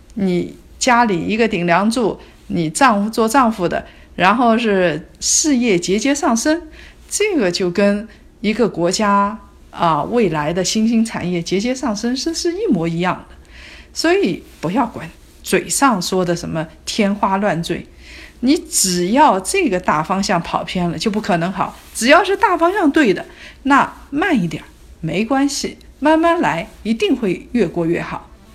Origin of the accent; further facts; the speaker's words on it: Hangzhou, Zhejiang, China; 我从小生活在杭州